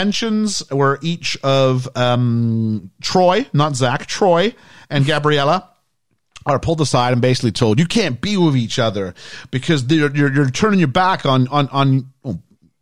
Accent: Canada; we're from Canada. We're not that big into our sports, at least not the part I was from

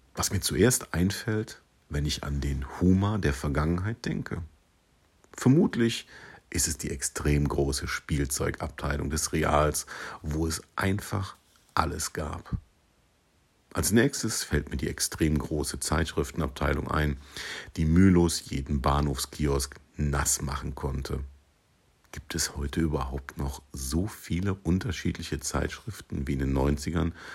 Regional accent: Siegburg, North Rhine-Westphalia, Germany; also born or lived in Sankt Augustin; Ich wurde 1978 in Siegburg geboren und kann deshalb mit Fug und Recht behaupten, dass dieses Einkaufszentrum Teil meiner Kindheit und Jugend gewesen ist

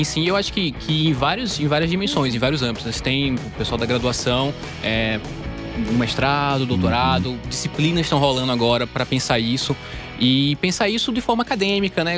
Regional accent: Campina Grande, Paraíba, Brazil; moved away as an adult; also born or lived in Recife, Brazil; now in São Paulo, Brazil; eu sou da, da Paraíba, né? Eu nasci em Campina Grande, na Paraíba, e estudei no Recife, morei muitos anos lá também

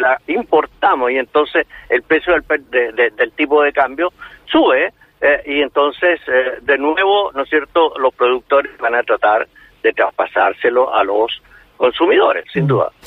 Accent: Chile; aquí en Chile

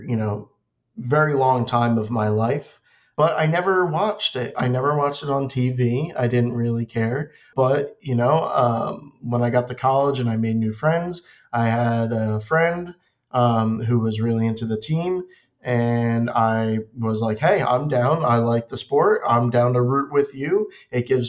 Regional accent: Philadelphia, Pennsylvania, United States; I'm from the Philadelphia area.

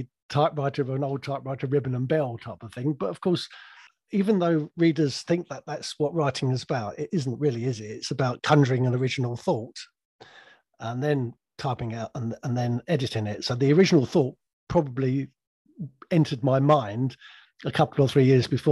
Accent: England, United Kingdom; also born or lived in Surrey; I'm an English grandfather

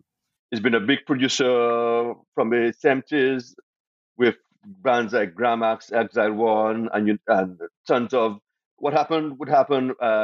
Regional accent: Portugal; because we come from New York, we're from Portugal.

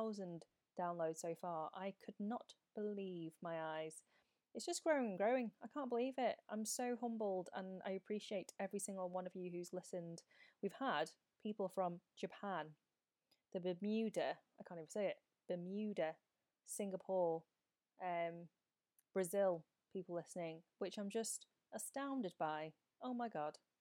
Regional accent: the North of England, United Kingdom; accent: Northern; I obviously have my Northern accent.

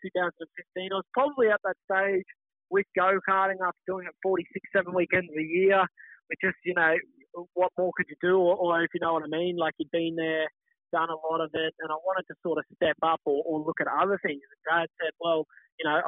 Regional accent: Toowoomba, Queensland, Australia; we're from Toowoomba

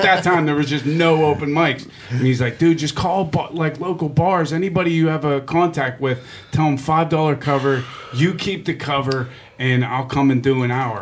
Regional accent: Pittsburgh, Pennsylvania, United States; also born or lived in Greenfield, Pittsburgh; I'm from Regent Square. But, but uh, my my whole family is from Greenfield

